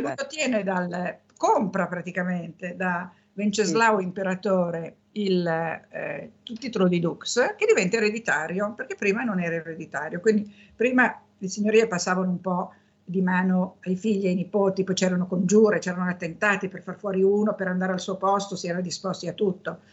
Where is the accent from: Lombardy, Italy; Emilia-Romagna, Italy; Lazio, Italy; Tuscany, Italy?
Lombardy, Italy; Milan